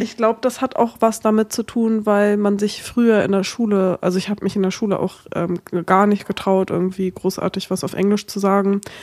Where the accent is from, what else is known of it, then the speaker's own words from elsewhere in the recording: Germany; accent: German; meinen deutschen Akzent